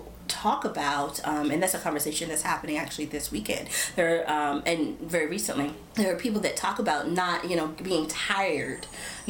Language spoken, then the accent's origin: English; United States; being American